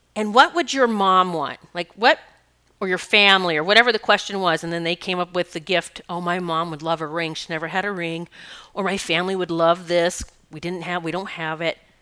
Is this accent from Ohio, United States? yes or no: no; Rapid City, South Dakota, United States; I grew up in South Dakota, Rapid City, South Dakota. Black Hills were my playground.